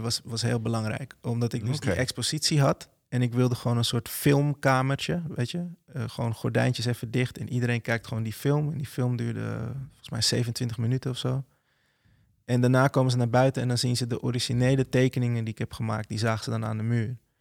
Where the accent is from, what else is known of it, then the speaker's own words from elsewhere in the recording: Netherlands; als Nederlander van kleur